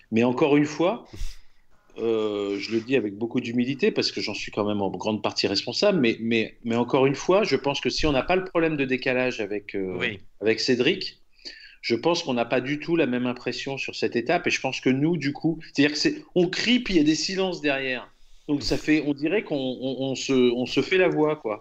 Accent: France; moi, en tant que Français

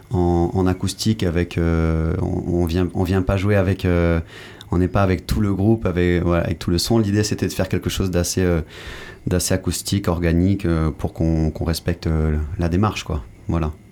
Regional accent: Mali; also born or lived in Senegal / Guadeloupe; je, suis né au Sénégal, ensuite j'ai grandi euh, au Mali, puis en Guadeloupe.

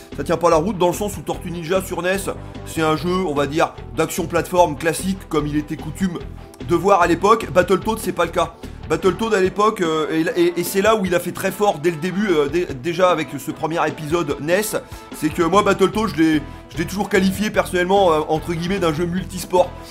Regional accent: France; now in Tunisia; je suis français mais j'habite en Tunisie

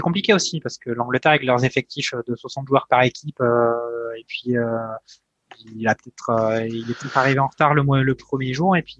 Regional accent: France; on est français

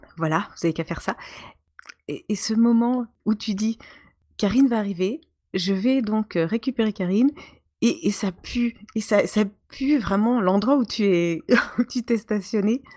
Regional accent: eastern France, France; nous sommes de l'Est de la France

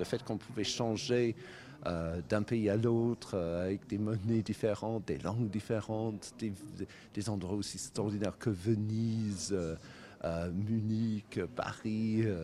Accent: Cornwall, South West England, United Kingdom; now in France

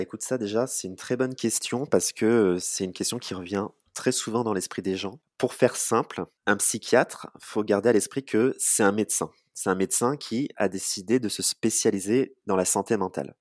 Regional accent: Charente-Maritime, Nouvelle-Aquitaine, France; moved away as an adult; also born or lived in Bordeaux; now in Poitiers, France; je suis originaire de Charente-Maritime

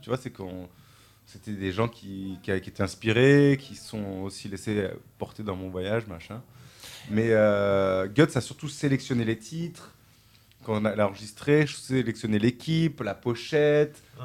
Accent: Toulouse, Occitania, France; moved away; ma famille, j'ai grandi là, donc je suis un enfant du pays

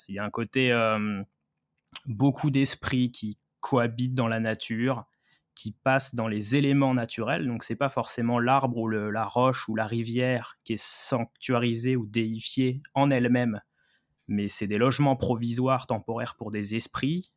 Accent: France; moved away as an adult; also born or lived in Kyoto, Japan; quand on est français

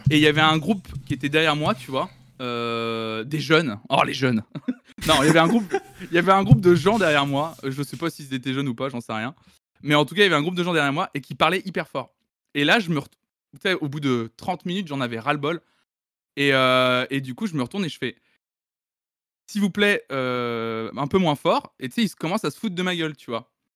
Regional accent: Tours, Centre-Val de Loire, France; je suis né à Tours en 92, fin 92

